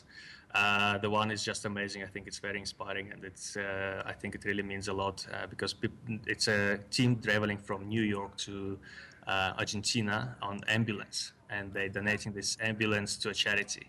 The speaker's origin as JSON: {"language": "English", "country": "Kazakhstan", "tie": "born or raised there", "also_born_or_lived": "Russia", "moved": "yes", "lives_now": "South Africa", "said": "I was born in Kazakhstan"}